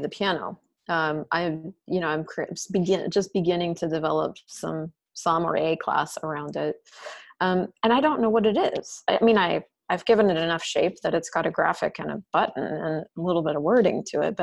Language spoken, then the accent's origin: English; Colorado, United States; moved away as an adult; also born or lived in Alabama; I grew up in Colorado